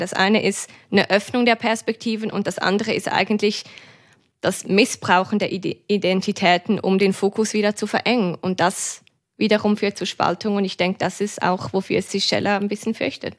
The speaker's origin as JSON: {"language": "German", "country": "Switzerland", "said": "eine Schweizerin"}